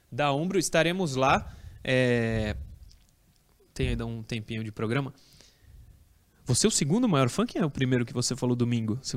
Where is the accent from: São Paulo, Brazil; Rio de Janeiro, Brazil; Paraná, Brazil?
São Paulo, Brazil; Santos; é pra quem não sabe, eu vim de Santos.